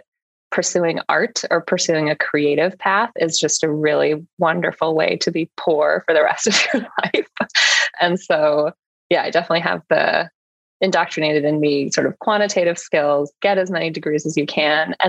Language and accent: English; suburbs of Chicago, Illinois, United States; also born or lived in San Francisco; I was born in San Francisco, but would say I grew up more in the suburbs of Chicago.